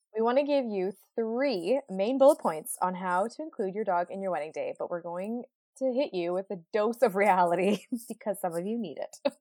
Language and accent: English; Ottawa, Ontario, Canada; now in Vancouver, Canada; I'm originally from Ottawa